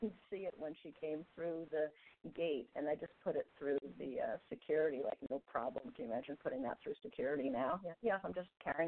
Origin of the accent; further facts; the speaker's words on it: New York, United States; moved away as an adult; also born or lived in Vermont; now in San Francisco, United States; I grew up in New York, and when I was 20